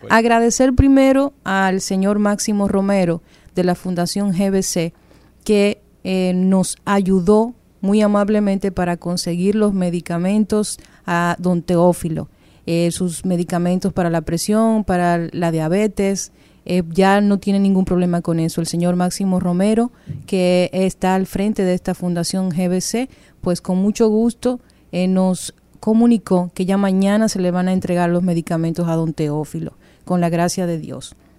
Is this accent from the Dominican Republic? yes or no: yes; Dominican Republic; nosotros convivimos en un país con cosas muy particulares